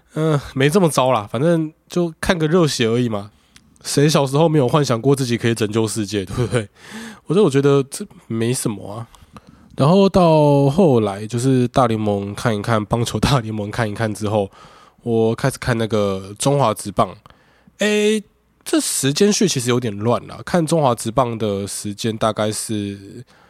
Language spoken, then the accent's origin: Chinese; Taiwan; 因为我我台南人嘛